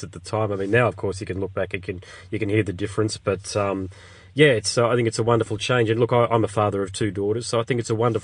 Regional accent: Brisbane, Queensland, Australia; I'm from Brisbane

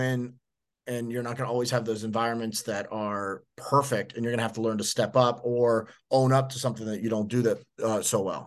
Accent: Miami, Florida, United States; I'm born and raised in Miami

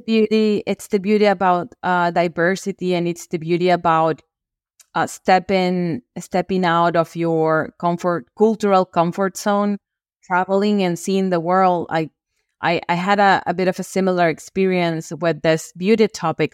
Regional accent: Venezuela; moved away as an adult; also born or lived in Brazil / Peru / Bolivia; now in Spain; I was born and raised in Venezuela, in Latin America

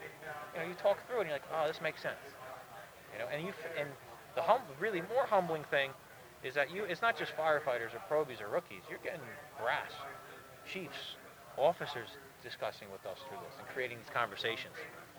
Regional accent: Northeast, United States; Well, you know, we're from the Northeast.

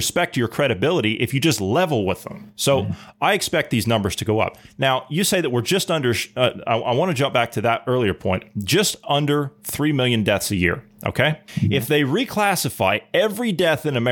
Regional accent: Ohio, United States; moved away; my native state of Ohio

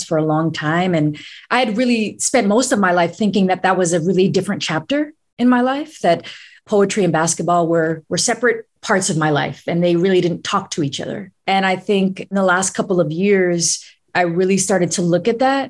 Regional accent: New York City, New York, United States; moved away as an adult; now in Philadelphia, United States; I grew up in New York City. That city raised me as a kid.

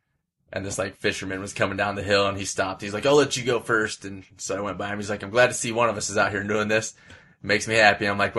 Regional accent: United States; I'm American.

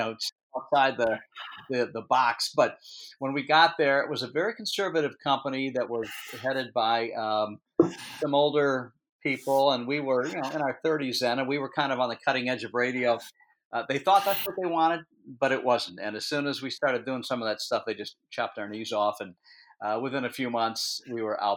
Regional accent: Detroit, Michigan, United States; moved away as an adult; now in New Hampshire, United States; I'm from Detroit

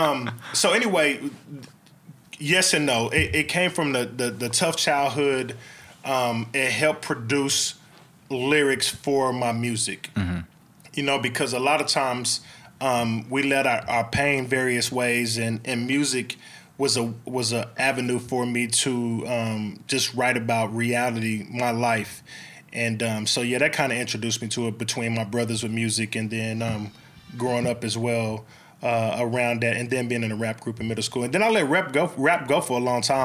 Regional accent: Oklahoma City, Oklahoma, United States; also born or lived in Midwest City, Oklahoma; I'm born and raised in Oklahoma City

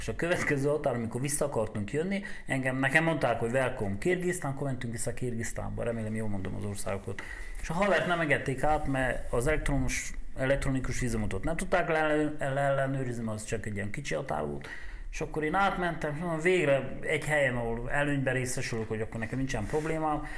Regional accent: Romania; én Romániából vagyok

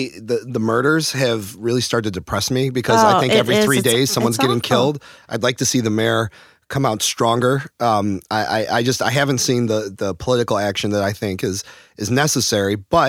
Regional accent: Chicago, Illinois, United States

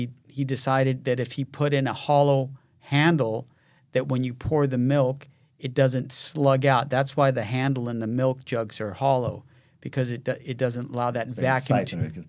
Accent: San Diego, California, United States; we're growing up in San Diego in the 60s, we had, my dad was a milkman

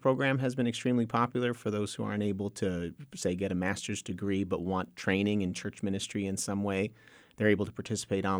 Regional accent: New Jersey, United States; moved away as an adult; also born or lived in Texas; now in Waco, United States; My father immigrated from Honduras when he was 20 years old, joined the military, ended up in the Air Force, which ended up meaning that he was at an Air Force base called Andrews Air Force Base, or McGuire Air Force Base, rather, in South Jersey. So born and raised there

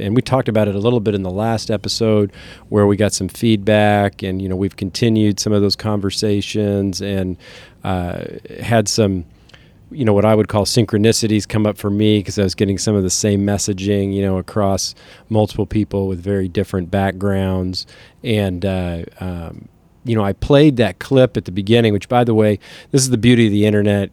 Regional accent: Kansas City, Missouri, United States; also born or lived in Lawrence; We are from Kansas City

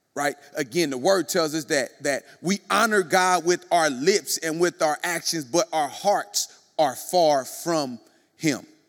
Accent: Kansas City, United States; moved away; I was in Kansas City, my hometown, born and bred in Kansas City

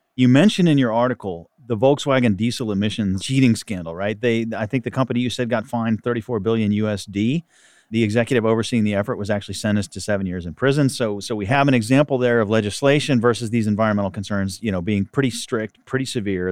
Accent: Texas, United States; I'm a Texan

